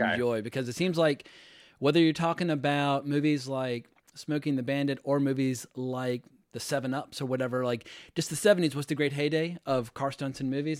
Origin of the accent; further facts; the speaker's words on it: United States; moved away as an adult; also born or lived in North Carolina / Virginia / Los Angeles / New York; I grew up in North Carolina, Virginia